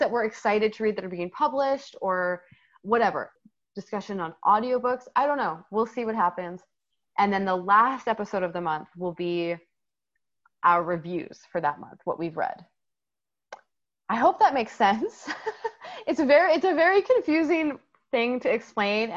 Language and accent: English; Canada; we are Canadian